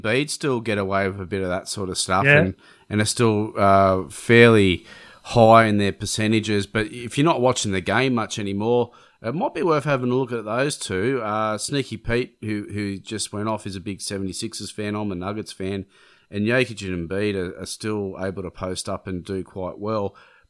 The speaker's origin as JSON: {"language": "English", "town": "Cabramatta", "region": "New South Wales", "country": "Australia", "tie": "born or raised there", "said": "definitely where we grew up in Cabramatta"}